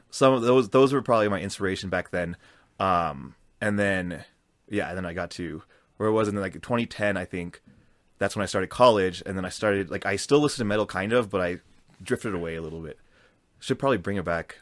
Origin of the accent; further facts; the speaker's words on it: Colorado, United States; I grew up in Colorado